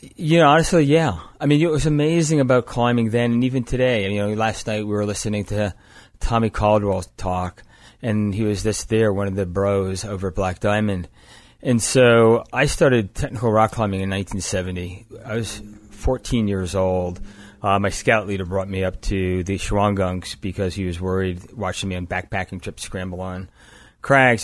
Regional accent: East Coast, United States; moved away; I was from the East Coast

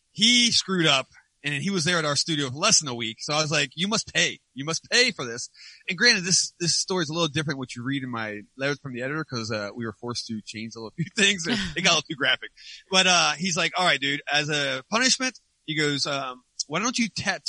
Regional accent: West Virginia, United States; I'm from West Virginia

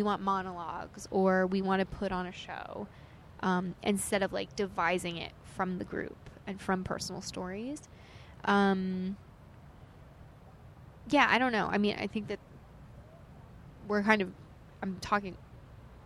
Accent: Knowlton, New Jersey, United States; now in New York, United States; I grew up in Warren County, New Jersey. So, Knowlton, New Jersey. It's, like, very country.

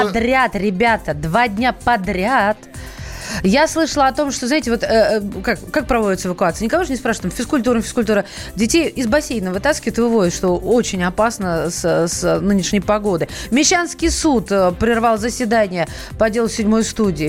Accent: Russia

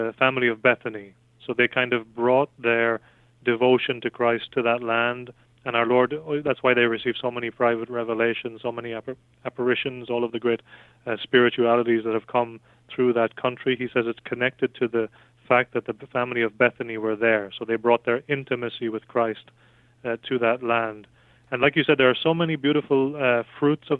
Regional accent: west of Ireland, Ireland; I'm from Ireland, west of Ireland

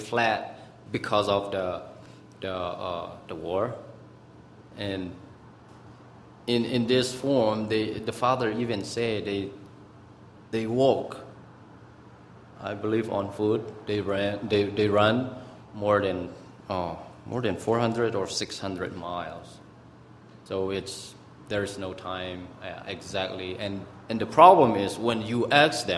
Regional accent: Myanmar; English is a second language; now in Albuquerque, United States; I am from Myanmar, so-called, also known as Burma

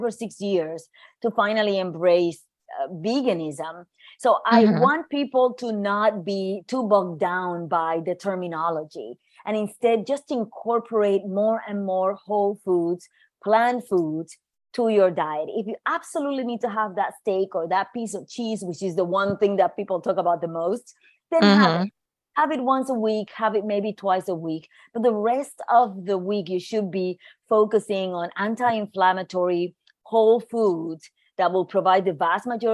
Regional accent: Puerto Rico; moved away as an adult; also born or lived in New York; I grew up in Puerto Rico, but I moved to New York to go to school

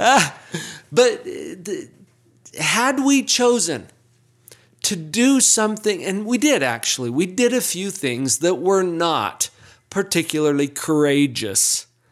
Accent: Utah, United States; accent: Utah English; I learned Utah English.

